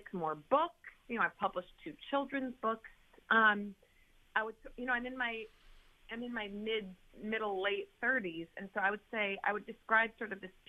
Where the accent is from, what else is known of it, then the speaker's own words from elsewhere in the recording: near West Point, Hudson River Valley, New York, United States; I grew up right near West Point on the Hudson River, in the Hudson River Valley.